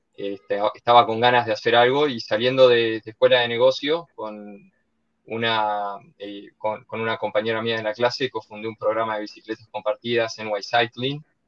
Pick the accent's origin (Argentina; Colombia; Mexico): Argentina; moved away as an adult; also born or lived in Barcelona, Spain / New York, United States; originariamente de Argentina, como todo argentino tres cuartos italiano y un cuarto español